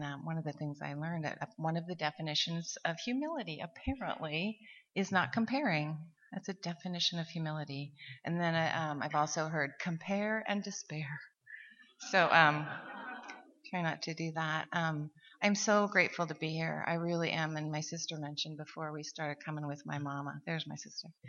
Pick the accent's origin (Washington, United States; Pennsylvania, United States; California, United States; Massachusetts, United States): Washington, United States; Seattle; from Seattle, and I am a grateful recovering alcoholic